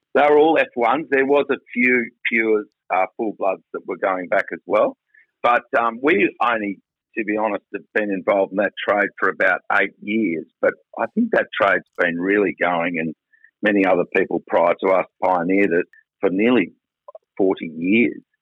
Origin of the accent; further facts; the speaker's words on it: South Burnett, Queensland, Australia; also born or lived in Mount Isa; I was born in Mount Isa and yeah. grew up on a farm in the South Burnett.